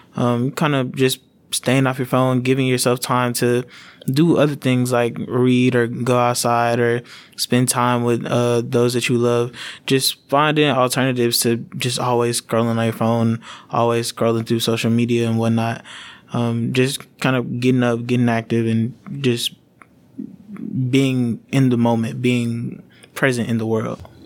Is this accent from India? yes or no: no; Dallas-Fort Worth area, Texas, United States; moved away as an adult; also born or lived in New Orleans, Louisiana; now in Louisiana, United States; I was born in New Orleans, uh, but I moved to Tex, to the Dallas-Fort Worth area in Texas after Katrina.